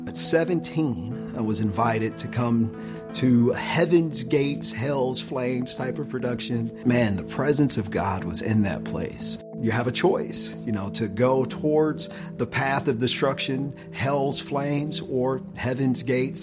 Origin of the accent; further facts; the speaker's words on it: Detroit, Michigan, United States; I'm from inner city Detroit